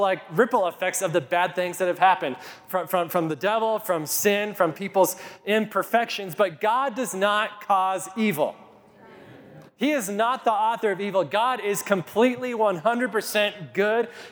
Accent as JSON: {"language": "English", "town": "Kit Carson", "region": "Colorado", "country": "United States", "tie": "born or raised there", "said": "When I was just 4 or 5 years old, growing up in Kit Carson, my parents lived in these apartments for low-income housing"}